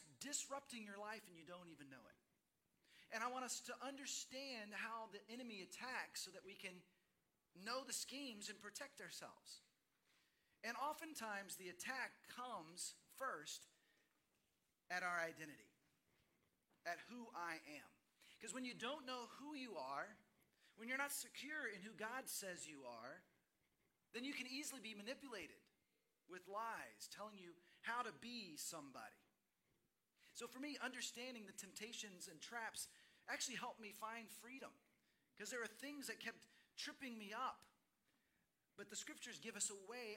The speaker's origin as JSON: {"language": "English", "town": "Dallas", "region": "Texas", "country": "United States", "tie": "born or raised there", "also_born_or_lived": "Seattle", "moved": "as an adult", "said": "My wife and I grew up in Dallas, Fort Worth"}